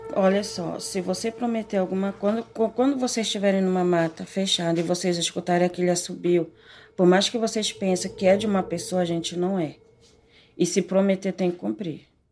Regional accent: Quilombo Mojuaçu, interior of Pará, Brazil; also born or lived in São Paulo; Esse nome foi dado pela minha madrasta que me criou desde pequena. A gente morava em São Paulo. De São Paulo nós fomos morar justamente lá no Quilombo

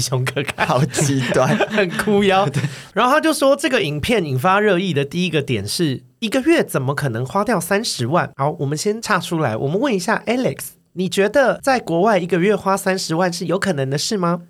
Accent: Taiwan; moved away; also born or lived in Sydney, Australia; 我们台湾人去就是台劳

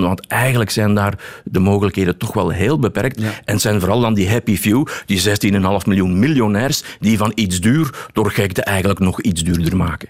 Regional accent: Belgium

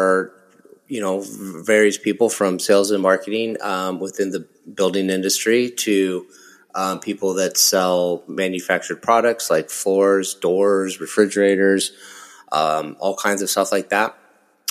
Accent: Nebraska, United States; moved away as an adult; now in Corona, United States; I grew up in Nebraska

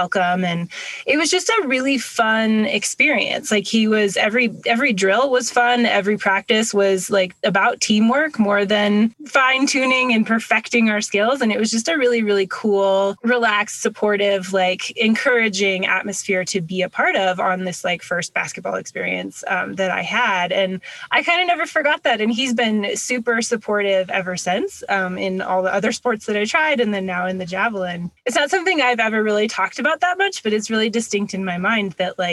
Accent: Washington, United States; born or raised there; also born or lived in Hawaii

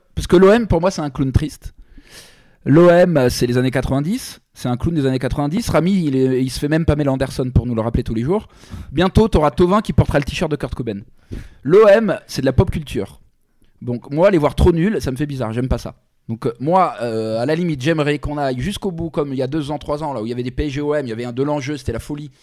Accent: Paris, Île-de-France, France; moi, je suis parisien

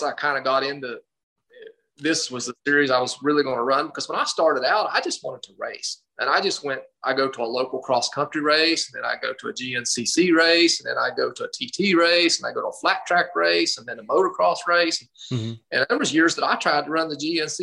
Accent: West Virginia, United States; growing up in West Virginia.

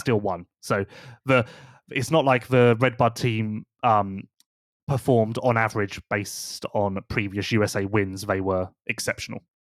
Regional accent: United Kingdom; we're British

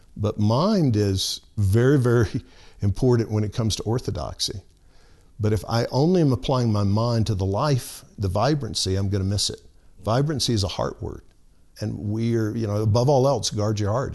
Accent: Alabama, United States; moved away; I grew up in Alabama

